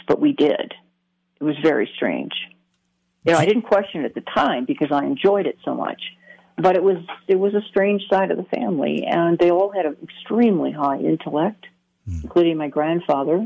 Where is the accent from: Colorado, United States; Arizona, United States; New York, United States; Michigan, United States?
Michigan, United States; I grew up in Michigan, very wooded area